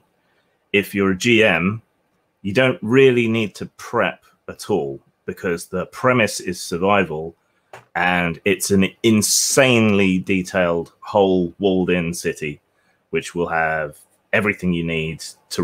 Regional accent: England, United Kingdom; I'm English.

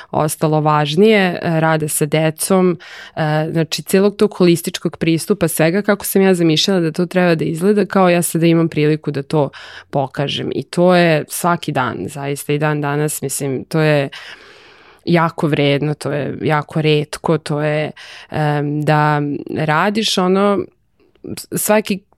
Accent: Serbia; kod nas u Srbiji

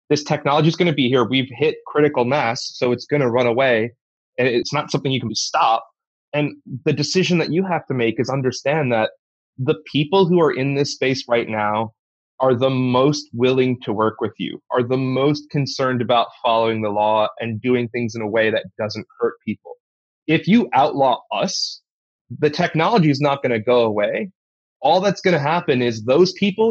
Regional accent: United States; an American

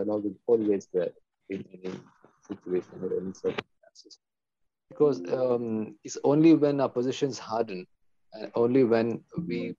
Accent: India; I'm an Indian Muslim. I'm very proud to be an Indian.

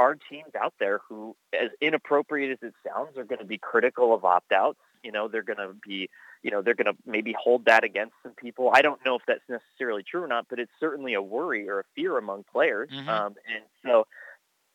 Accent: Lancaster, Pennsylvania, United States; I grew up in Lancaster

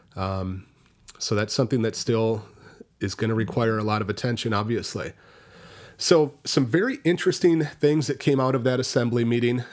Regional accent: Richland Center, Wisconsin, United States; Richland County, where at my hometown is, is at Richland Center

